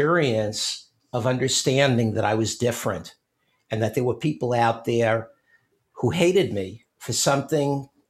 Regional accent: New York City, New York, United States; I must have been 5 or 6 years old. Growing up in Brooklyn

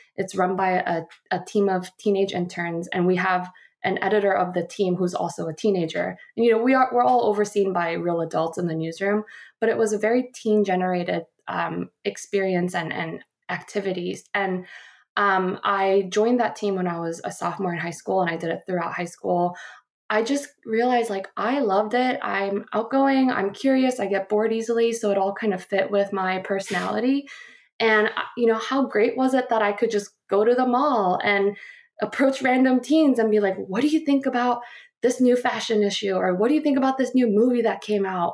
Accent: Guam; moved away as an adult; also born or lived in Seoul, South Korea / Warren, Ohio / Phoenix, Arizona; I grew up in Guam

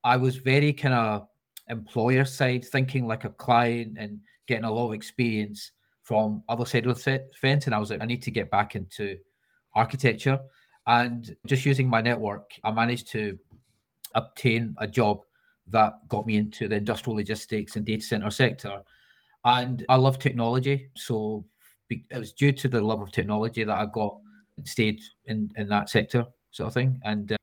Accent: Scotland, United Kingdom; moved away as an adult; now in London, United Kingdom; I'm a traditional architect, born and bred in Bonnie, Scotland, where I got my degree up in Glasgow, and managed to travel, jump over the wall down to London. I've been in London for 15 years now.

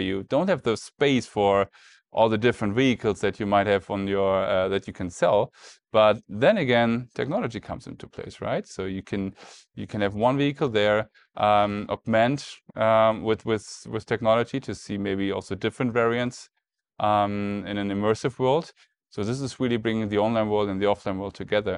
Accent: Germany; we're in the U S, obviously, and, um, I'm from Germany

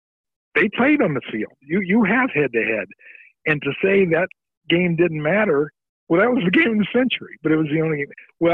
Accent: Indiana, United States; I'm from Indiana.

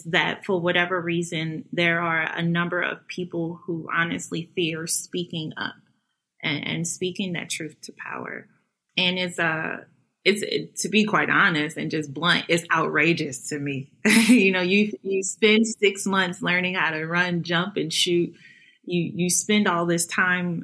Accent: St. Louis, Missouri, United States; I'm a St. Louis native. Proud of that. I love my hometown

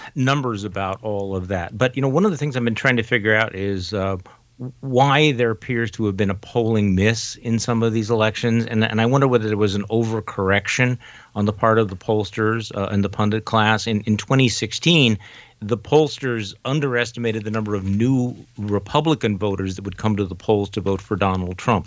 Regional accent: Wisconsin, United States; my home state of Wisconsin

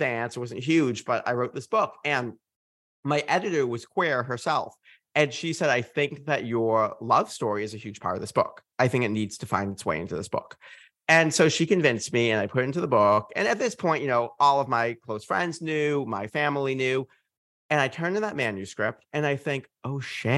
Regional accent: Massachusetts, United States; I'm from Massachusetts

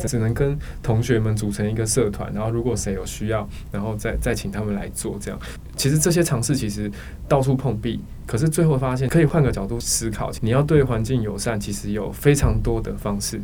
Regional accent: Tainan, Taiwan; now in Taipei, Taiwan; 我是台南出生的，那我从台南一路到台北

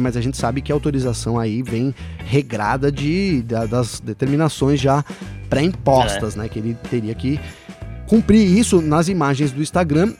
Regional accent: Brazil; eu já sou brasileiro

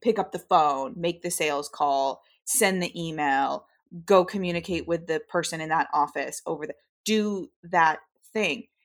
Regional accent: United States; as a westernized person and as an American

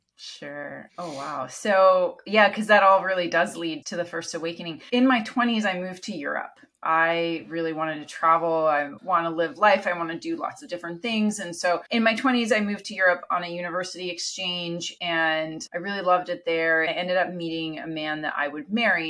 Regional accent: Canada; first language Italian; English is a second language; moved away as an adult; also born or lived in Italy; My parents are Italian. They immigrated to Canada, where I was born. Italian's my first language.

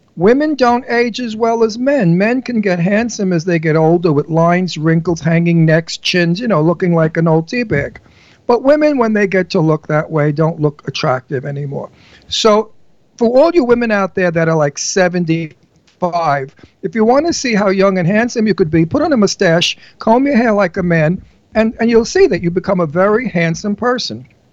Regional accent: New York City, New York, United States; accent: Brooklyn; moved away as an adult; also born or lived in Astoria, Queens / Bucks County, Pennsylvania; now in Pennsylvania, United States

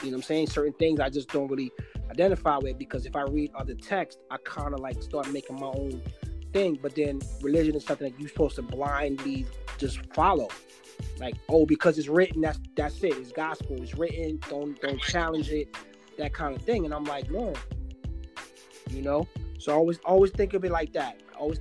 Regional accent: Guyana; now in United States; I'm South American, but they identify us as Caribbean, but I was born in South America

